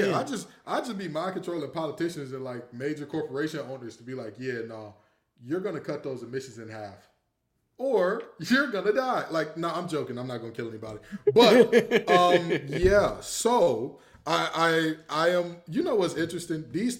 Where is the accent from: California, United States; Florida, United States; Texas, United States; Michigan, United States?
Michigan, United States; Detroit; moved away; ever since I moved away from Detroit, I realized I didn't know how bad of a rap Detroit had outside of Detroit, right? So, like... coming to North Carolina, people assume that it is the worst place.